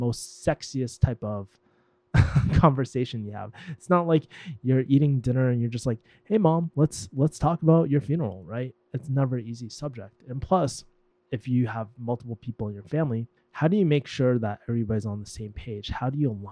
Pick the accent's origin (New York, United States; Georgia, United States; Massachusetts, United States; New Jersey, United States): Massachusetts, United States; Boston; moved away; I'm actually in my hometown, Boston